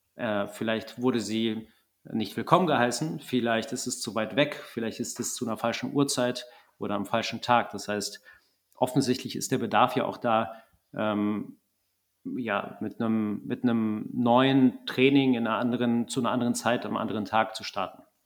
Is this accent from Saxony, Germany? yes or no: no; Wegberg, North Rhine-Westphalia, Germany; ich komme aus Wegberg, Kreis Heinsberg, kleines Kaff.